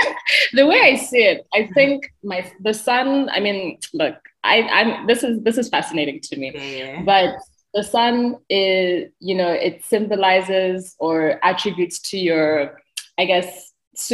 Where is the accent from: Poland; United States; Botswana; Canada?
Botswana; I am from the beautiful Botswana.